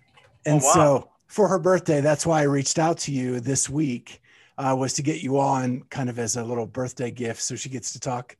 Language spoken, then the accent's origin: English; outside of Pittsburgh, Pennsylvania, United States; I grew up outside of Pittsburgh